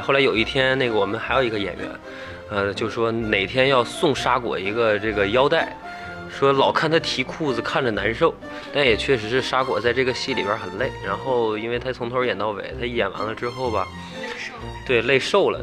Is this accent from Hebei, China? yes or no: yes; Shijiazhuang, Hebei, China; moved away as an adult; now in Beijing, China; 我是石家庄人